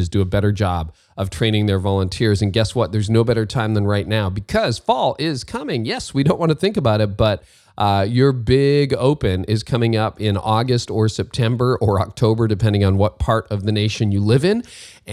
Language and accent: English; Windsor, Ontario, Canada; And I grew up in Windsor, Ontario